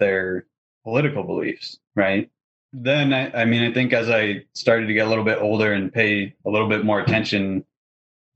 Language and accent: English; Northern California, United States; moved away as an adult; also born or lived in Oregon; now in Salt Lake City, United States; I grew up in Northern California